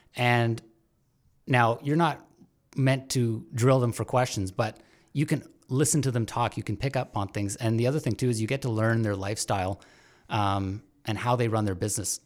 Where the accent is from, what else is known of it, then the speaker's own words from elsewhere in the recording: Brampton, Ontario, Canada; now in Hamilton, Canada; I grew up in Brampton for the longest time